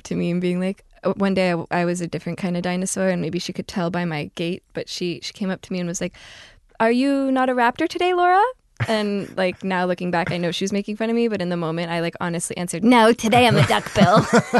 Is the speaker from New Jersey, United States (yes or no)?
yes; New Jersey, United States; New Jersey.